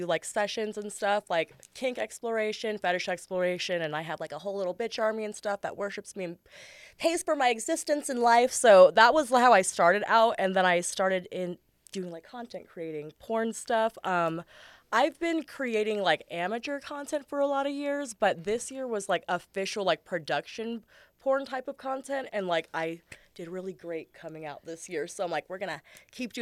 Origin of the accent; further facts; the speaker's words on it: San Diego, California, United States; also born or lived in Escondido, California; born and raised in San Diego.